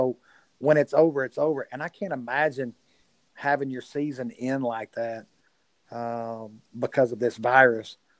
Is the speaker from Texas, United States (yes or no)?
yes; Sulphur Springs, Texas, United States; moved away as an adult; also born or lived in Denton; now in Van, United States; Springs is an hour from here. It's my hometown where I grew up.